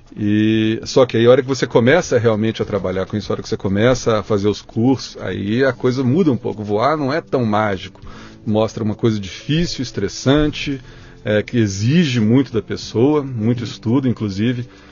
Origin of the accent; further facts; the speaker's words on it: Belo Horizonte, Minas Gerais, Brazil; Nasci em Belo Horizonte, oh. capital de Minas Gerais. Sim. Sou mineirinho